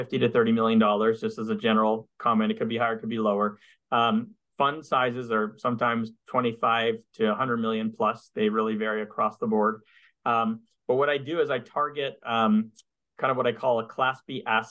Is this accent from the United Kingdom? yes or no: no; Montreal, Quebec, Canada; moved away as an adult; now in United States; I'm from Montreal, but I'm originally from Canada. And I grew up there in Montreal, and I left Canada in 98 to come to the US